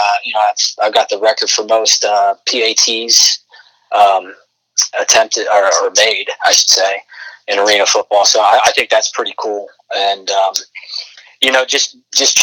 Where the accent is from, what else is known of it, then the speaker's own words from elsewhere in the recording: Orlando, Florida, United States; it's my hometown. I grew up going to those games